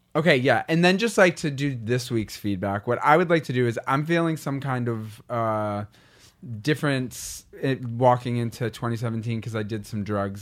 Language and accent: English; Boston, Massachusetts, United States; I'm from Boston